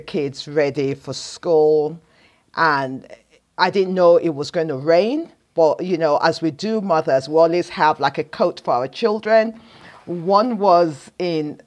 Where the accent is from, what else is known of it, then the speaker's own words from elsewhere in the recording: Nigeria; I'm a Nigerian woman